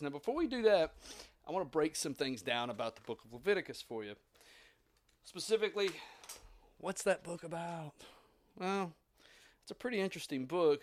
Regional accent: Southeast Tennessee, United States; I grew up in Southeast Tennessee in the eighties, seventies and eighties

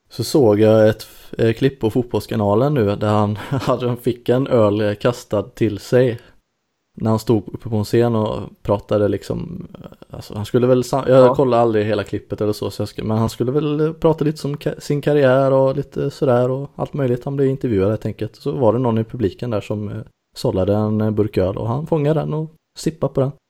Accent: Karlskrona, Blekinge, Sweden; jag kommer ihåg, eh, jag är uppvuxen i Karlskrona.

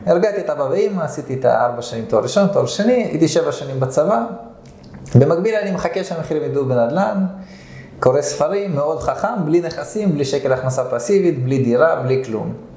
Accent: Nof HaGalil, Northern District, Israel; moved away as an adult; now in Herzliya, Israel; אז בגיל שנה עליתי לארץ, לנוף הגליל

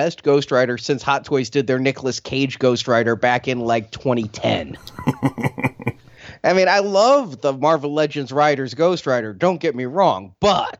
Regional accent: Midwest, United States; I'm kind of from the Midwest

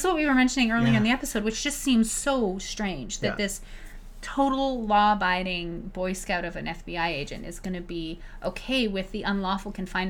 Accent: Canada; Christ, they as a Canadian

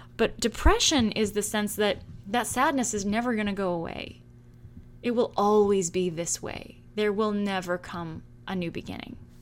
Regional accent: San Francisco, California, United States; now in Salem, United States; I'm originally from the Bay Area in San Francisco, California

